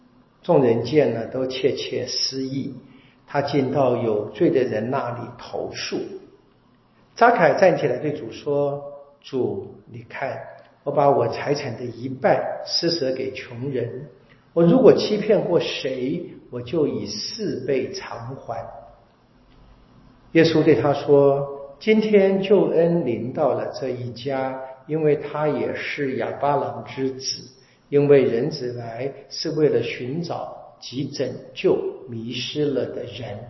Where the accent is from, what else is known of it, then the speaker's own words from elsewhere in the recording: China; 我们中国人会这么说啊：“莫以恶小而为之，莫以善小而不为。”